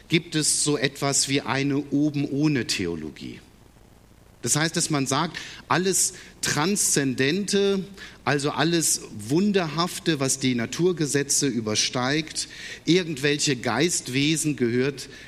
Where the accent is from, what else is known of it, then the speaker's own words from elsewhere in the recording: Gummersbach, North Rhine-Westphalia, Germany; born there; Wobei jetzt in Engelskirchen, ganz in der Nähe von Gummersbach, wo ich geboren bin, da gibt es seit neuestem das erste Engelmuseum in Deutschland.